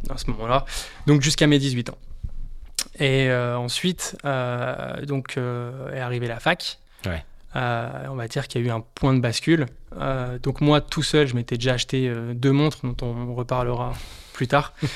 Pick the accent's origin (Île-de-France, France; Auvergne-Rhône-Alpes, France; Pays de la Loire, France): Auvergne-Rhône-Alpes, France; Haute-Savoie; moved away as an adult; now in Paris, France; Je suis originaire de Haute-Savoie euh, et je travaille à, Paris depuis quelques années.